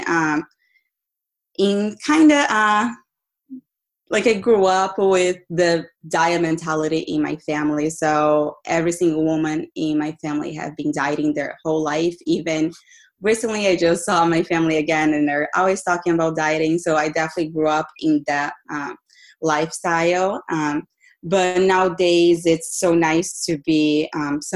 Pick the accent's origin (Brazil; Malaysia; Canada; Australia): Brazil; also born or lived in Boston, United States; now in California, United States; I am originally from Brazil. I lived in Boston for about 10 years.